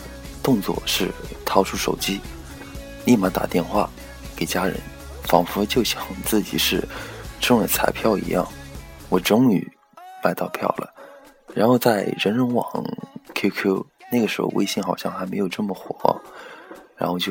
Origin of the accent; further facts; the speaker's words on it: Taizhou, Jiangsu, China; 呃，我自己是泰州人，江苏泰州，不是浙江台州。很多朋友都以为我是台州的，呃，普通话不标准，硬上。